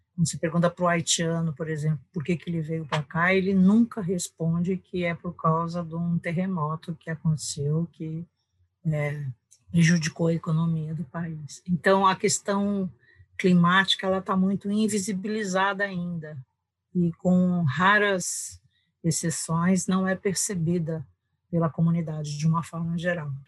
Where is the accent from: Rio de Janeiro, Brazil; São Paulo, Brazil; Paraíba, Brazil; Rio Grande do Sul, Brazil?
São Paulo, Brazil; moved away as an adult; also born or lived in England; now in Cuiabá, Brazil; paulistana da Gema, do Butantã, sou, sou de São Paulo